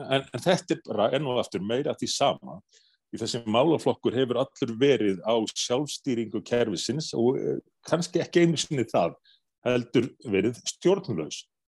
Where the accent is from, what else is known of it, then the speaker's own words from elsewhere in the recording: Iceland; við erum einfalla Íslendingar